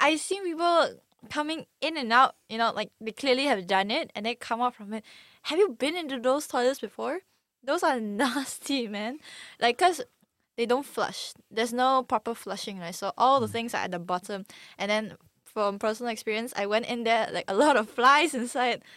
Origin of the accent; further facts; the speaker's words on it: Malaysia; we are also Malaysian